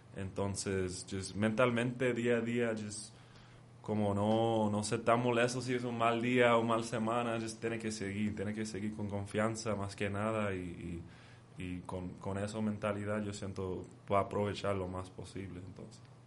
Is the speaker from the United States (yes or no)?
yes; Oxnard, California, United States; moved away as an adult; now in Mexico; yo me nací en, en Oxnard, California.